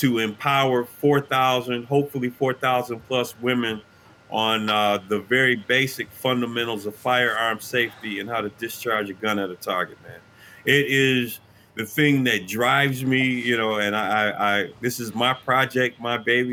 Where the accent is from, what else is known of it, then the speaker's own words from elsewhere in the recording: Detroit, Michigan, United States; us Detroiters